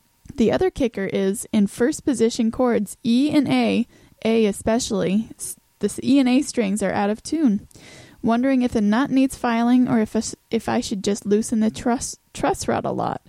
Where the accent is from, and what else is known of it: Texas, United States